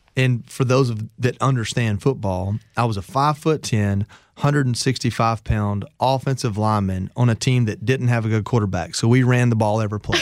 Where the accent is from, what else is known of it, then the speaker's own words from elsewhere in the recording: Georgia, United States; I come from Georgia